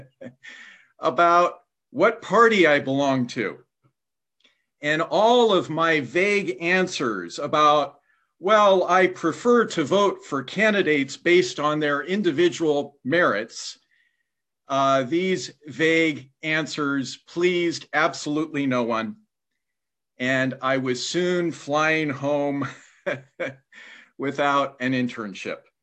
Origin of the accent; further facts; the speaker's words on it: Indiana, United States; my home state of Indiana